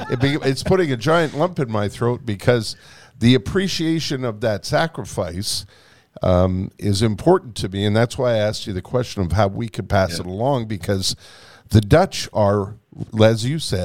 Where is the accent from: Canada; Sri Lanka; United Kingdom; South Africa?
Canada; And we said, we're Canadian.